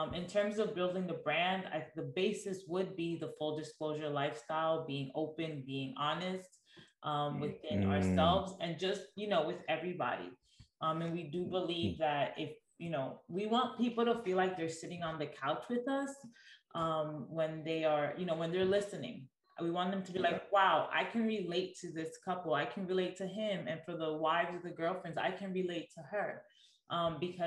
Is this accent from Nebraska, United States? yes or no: no; New York, United States; moved away as an adult; now in Texas, United States; We are from New York and we've been in Texas for 3 years